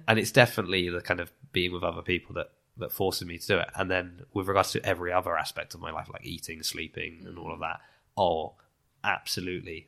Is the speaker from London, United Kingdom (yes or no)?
no; Lymington, South East England, United Kingdom; moved away as an adult; also born or lived in Southampton / Italy; now in Bath, United Kingdom; I was born in Southampton, but I grew up in, in Lymington